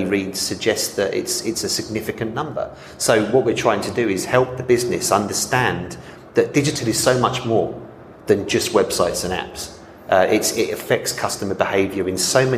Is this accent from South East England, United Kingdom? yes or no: no; London, United Kingdom; moved away as an adult; I'm from London and I've travelled back to London a couple of times since I arrived here in April 2021